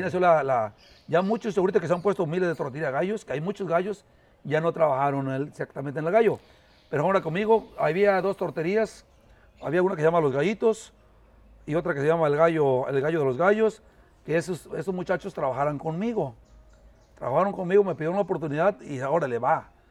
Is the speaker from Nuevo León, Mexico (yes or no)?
no; Carrillo Puerto, Veracruz, Mexico; Nosotros somos de acá, de un rancho que se llama El Espinal, municipio de Carrillo